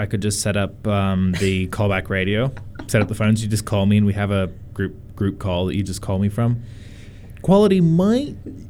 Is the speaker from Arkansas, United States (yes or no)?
no; North Carolina, United States; born or raised there